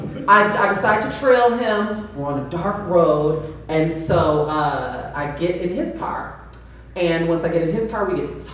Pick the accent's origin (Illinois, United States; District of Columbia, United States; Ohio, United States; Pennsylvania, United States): Illinois, United States; Chicago; I'm from Chicago, and I worked at Lincoln Mall in the South Burbs